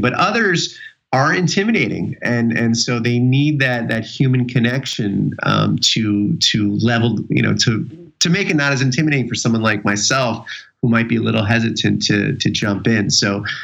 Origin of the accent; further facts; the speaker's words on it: New York City, New York, United States; I was born in New York City